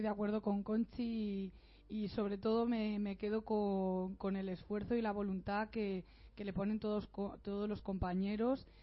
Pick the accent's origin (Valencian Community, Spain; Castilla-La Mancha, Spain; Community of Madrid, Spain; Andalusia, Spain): Valencian Community, Spain; Elda; now in Alicante, Spain; soy de Ella llevo cinco años viviendo en Alicante